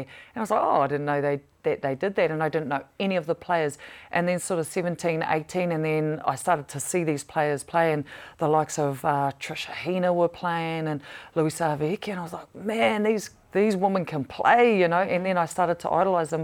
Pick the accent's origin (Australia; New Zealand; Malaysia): New Zealand; growing up in Pataroru